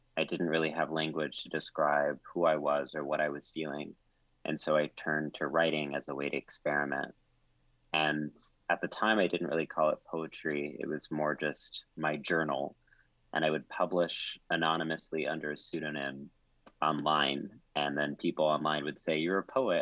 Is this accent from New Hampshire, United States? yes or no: no; College Station, Texas, United States; growing up in College Station, Texas